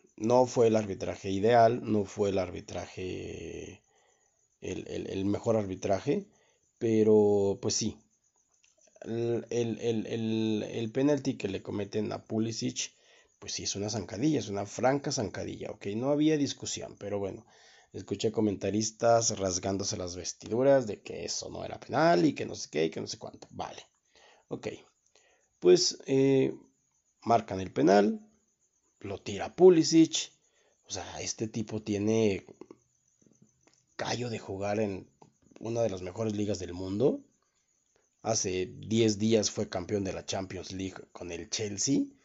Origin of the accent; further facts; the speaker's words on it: Guanajuato, Mexico; aquí en lo que fue el estado de Guanajuato